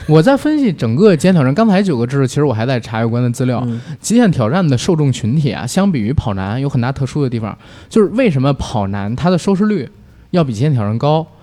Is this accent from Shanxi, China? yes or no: no; Beijing, China; 我是作为一个北京人，我经常看他剧